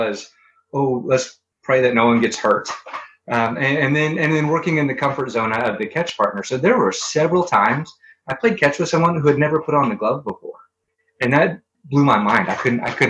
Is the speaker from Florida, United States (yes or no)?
no; Springfield, Missouri, United States; I'm from Springfield, Missouri.